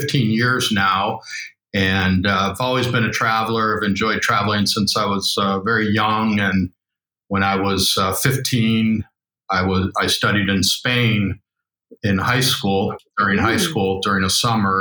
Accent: Chicago, Illinois, United States; I'm from Chicago.

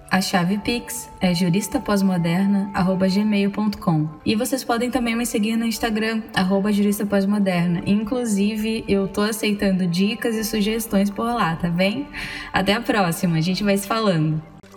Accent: Aurora, Brazil; moved away; ir para Aurora, que é a minha cidade natal

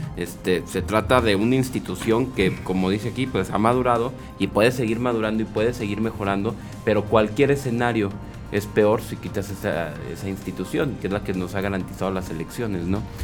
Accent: Mexico; como mexicano

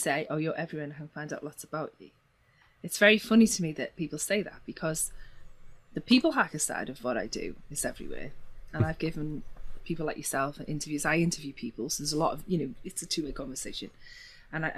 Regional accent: Liverpool, North West England, United Kingdom; I'm from Liverpool

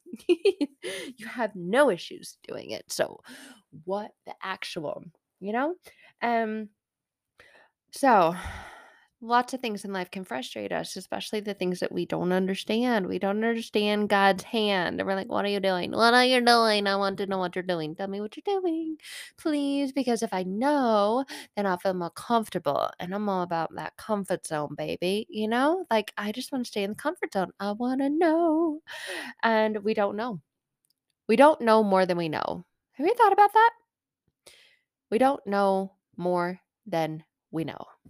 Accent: Arizona, United States; moved away as an adult; I grew up in Arizona

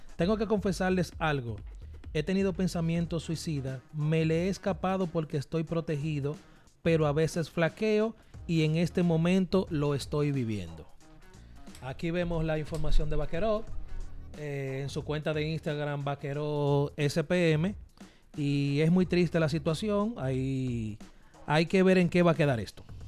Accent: Dominican Republic; somos dominicanos

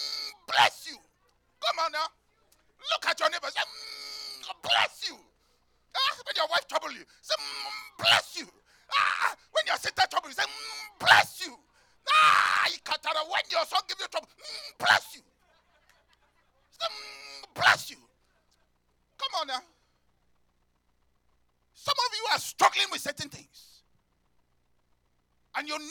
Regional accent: Nigeria; moved away; I come from Africa. Nigeria especially

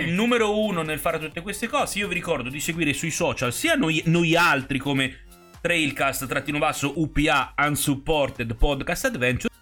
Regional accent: Tuscany, Italy; moved away; io poi sono nato in Toscana

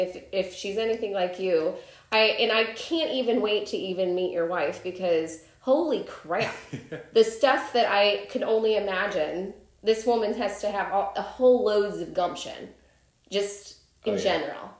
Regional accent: Chicago, Illinois, United States; I'm from Chicago

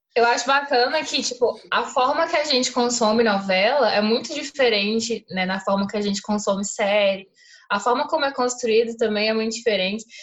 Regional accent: Brazil; a gente é brasileira

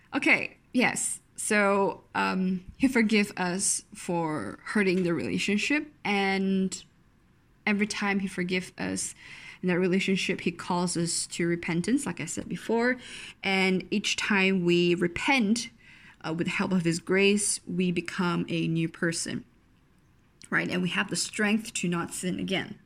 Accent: Malaysia; I'm very Malaysian

